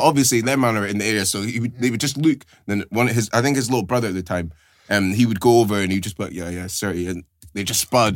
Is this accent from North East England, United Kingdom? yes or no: no; Aberdeen, Scotland, United Kingdom; moved away as an adult; growing up in Aberdeen, for me, it's all that I know